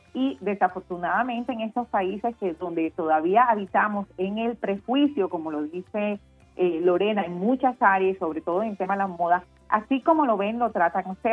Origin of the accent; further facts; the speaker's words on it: Colombian Caribbean coast, Colombia; nuestro estilo como costeños